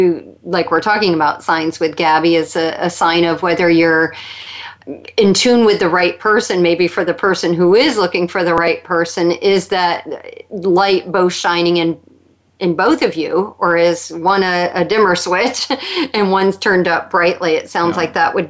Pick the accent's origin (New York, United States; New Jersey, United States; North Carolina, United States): New York, United States; being a New Yorker myself